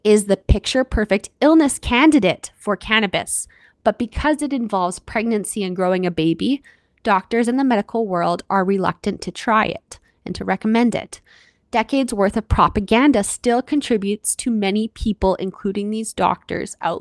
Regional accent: Canada; I'm your Canadian host

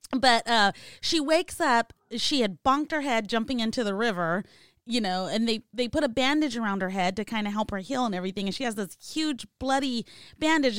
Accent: California, United States; Obviously, I'm from California

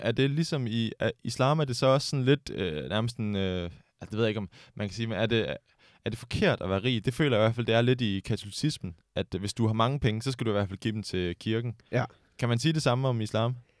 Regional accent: Denmark; den kristne tradition, vi er vant til her hjemme i Danmark

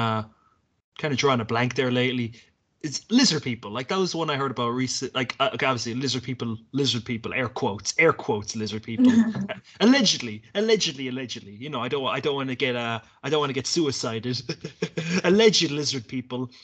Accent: Ireland; when we were growing up in Ireland

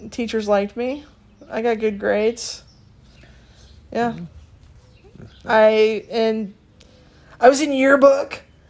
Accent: Pickerington, Ohio, United States; also born or lived in Reynoldsburg, Ohio; I'm a Pickerington High School grad, 2003. Last class to graduate in one high school. And Ohio State alum, 2007.

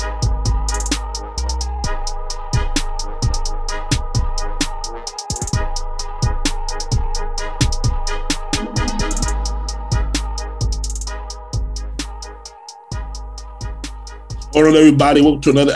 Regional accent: Orlando, Florida, United States; accent: East Coast; also born or lived in New York; I'm originally from New York. But I grew up in Orlando, but people hear the East Coast accent

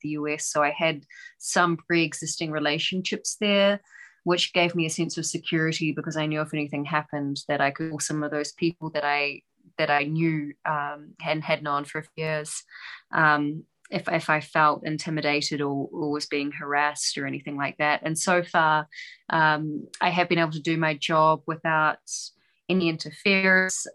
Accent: New Zealand; now in Doha, Qatar; I'm a New Zealander

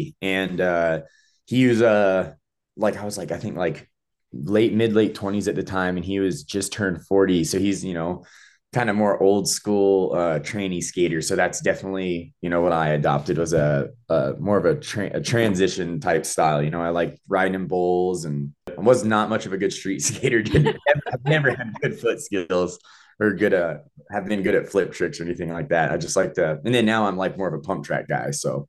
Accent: Nashville, Tennessee, United States; So originally from Nashville, Tennessee, but I had a very gypsy-like family of moving around my whole life. But Nashville is where I call home.

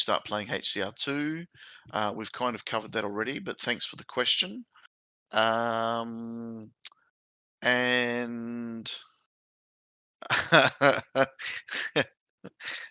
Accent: South Australia, Australia; I'm originally from South Australia

